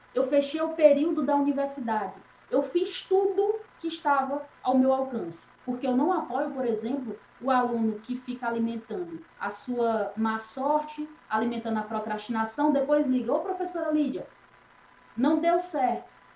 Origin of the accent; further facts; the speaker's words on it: Hugo Napoleão, Piauí, Brazil; de onde eu vim, no Piauí, eu venho de uma cidade que o nome é Hugo Napoleão.